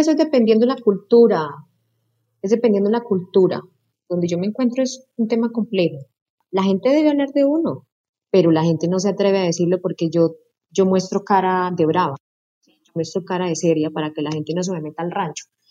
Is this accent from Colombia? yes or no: yes; Casanare, Colombia; soy llanera